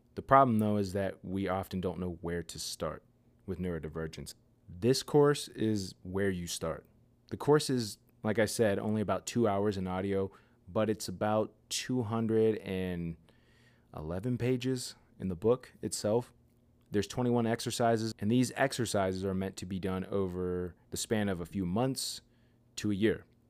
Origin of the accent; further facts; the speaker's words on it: near Pittsburgh, Pennsylvania, United States; my hometown